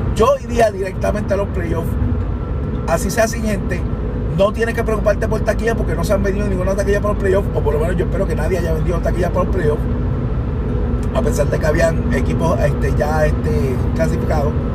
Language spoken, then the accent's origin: Spanish; Puerto Rico; somos de Puerto Rico